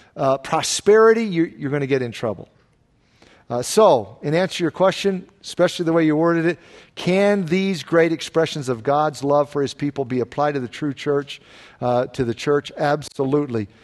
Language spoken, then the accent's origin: English; the South, United States; moved away; where I grew up in the South